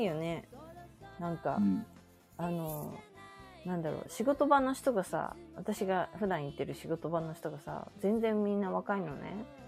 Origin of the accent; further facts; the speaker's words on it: Okayama, Japan; now in Tokyo, Japan; うちの実家の方、岡山ね